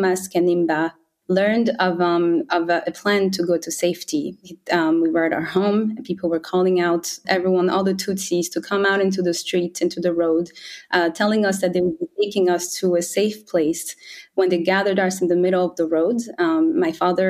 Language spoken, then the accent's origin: English; Rwanda; I was born in Rwanda in 1993